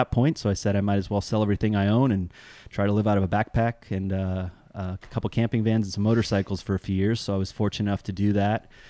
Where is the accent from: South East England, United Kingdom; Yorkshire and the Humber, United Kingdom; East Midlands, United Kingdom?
South East England, United Kingdom; so I'm I'm full generationally British uh, and grew up over there in uh, West Cotswolds of Oxfordshire.